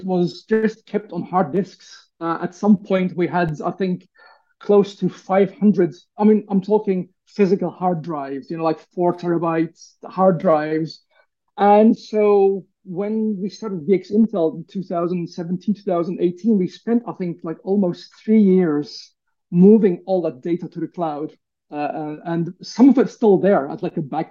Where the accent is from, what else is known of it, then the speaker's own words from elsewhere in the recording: Turkey; growing up in Turkey in the 80s